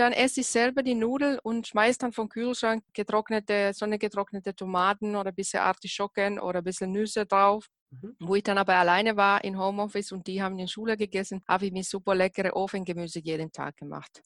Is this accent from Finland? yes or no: yes; Finland; moved away; ich komme ja aus Finnland